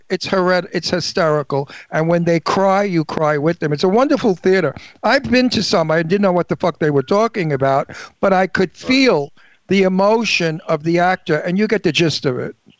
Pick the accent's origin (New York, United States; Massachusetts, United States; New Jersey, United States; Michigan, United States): New York, United States; New York City; moved away; I came from Brooklyn